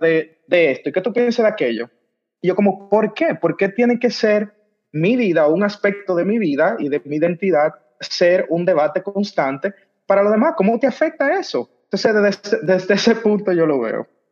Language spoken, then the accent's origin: Spanish; Dominican Republic; de República Dominicana, el pasante